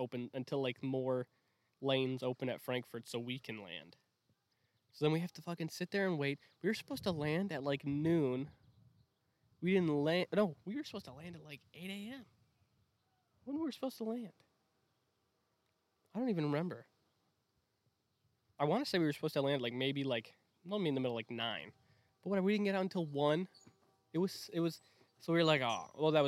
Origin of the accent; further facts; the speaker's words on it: Wisconsin, United States; I'm from Wisconsin.